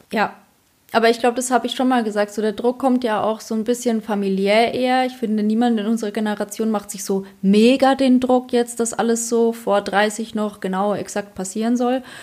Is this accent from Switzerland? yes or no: no; Poland; now in Germany; Bei uns in Polen